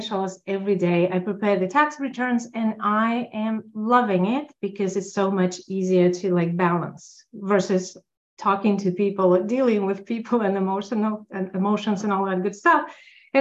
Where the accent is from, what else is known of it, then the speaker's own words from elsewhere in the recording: Russia; now in Los Angeles, United States; As an immigrant, I'm immigrant from Russia